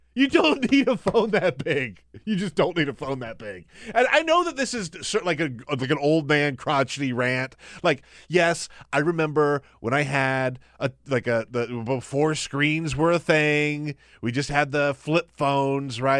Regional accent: Charleston, South Carolina, United States; my hometown of Charleston

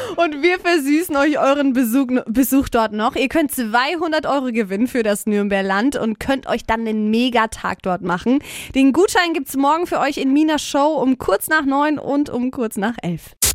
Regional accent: Middle Franconia, Bavaria, Germany; als Mittelfranke

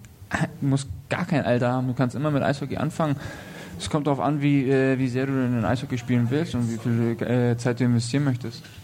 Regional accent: Weißwasser, Saxony, Germany; now in Nuremberg, Germany; ich komme auch aus Weißwasser.

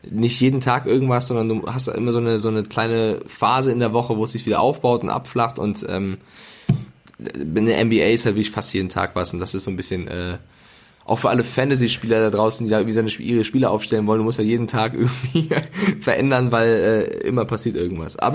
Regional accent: Bavaria, Germany; accent: Franconian; weil ich komme ja auch aus Franken, aber ich habe Logopäden vor drei Jahren und habe das fränkische R ähm, ja, abtrainiert, damit ich schön sprechen kann beim Fernsehen.

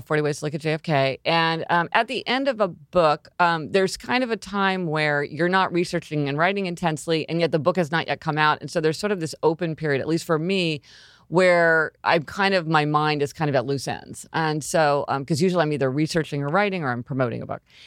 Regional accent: Kansas City, Missouri, United States; moved away as an adult; I'm from Kansas City, Missouri. That's where I was born, and I spent, you know, until I went to college, I lived in Kansas City, Missouri

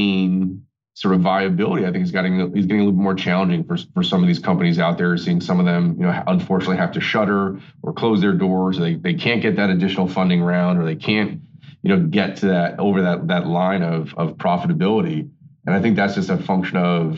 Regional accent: North Babylon, New York, United States; grew up on Long Island out in North Babylon

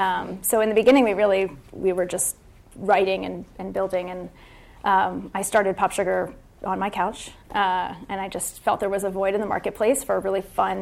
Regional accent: East Coast, United States; now in San Francisco, United States; we're born and raised on the East Coast, and that's in our blood.

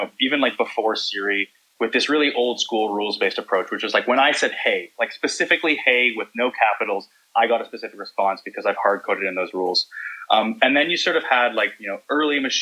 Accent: Vancouver, British Columbia, Canada; accent: Canadian; I'm from Vancouver, Canada.

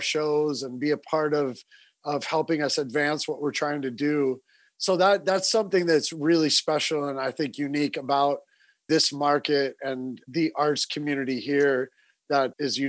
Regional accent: Los Angeles, California, United States; moved away as an adult; now in Atlanta, United States; I'm from Los Angeles as well. I'm a transplant here.

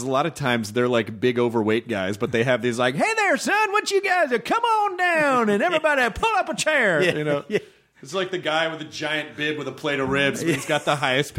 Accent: Memphis, Tennessee, United States; Tennessee, Memphis.

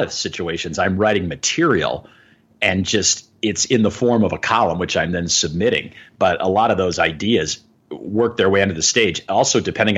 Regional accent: Arlington Heights, Illinois, United States; also born or lived in Florida; now in Lemont, United States; I grew up in Arlington Heights. So I went from the northwest suburbs to the southwest suburbs

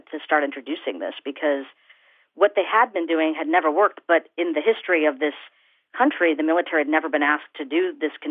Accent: India; as an Indian woman

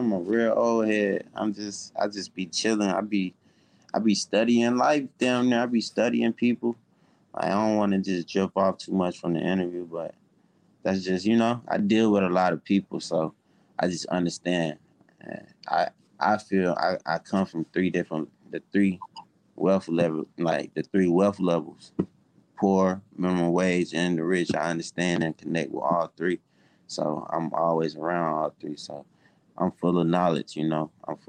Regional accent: South Carolina, United States; now in Atlanta, United States; And I'm not from Atlanta. I moved to Atlanta from South Carolina.

